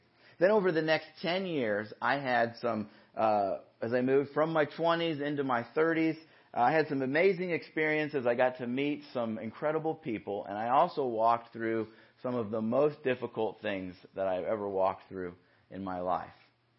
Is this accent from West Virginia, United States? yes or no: no; Yorba Linda, California, United States; So I grew up in Yorba Linda. My parents still live in the house that we grew up in.